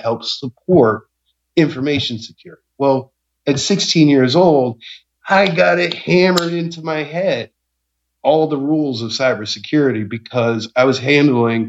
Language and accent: English; Norristown, Pennsylvania, United States; I grew up in Norristown, Pennsylvania